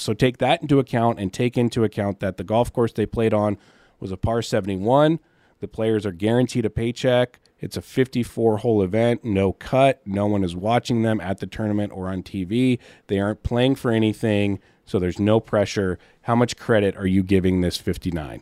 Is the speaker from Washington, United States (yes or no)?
yes; Seattle, Washington, United States; now in California, United States; I'm from Seattle, and down here in California